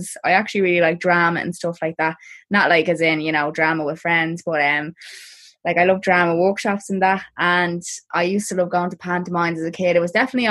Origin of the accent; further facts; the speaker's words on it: Dublin, Leinster, Ireland; I'm from a place called Clondalkin in Dublin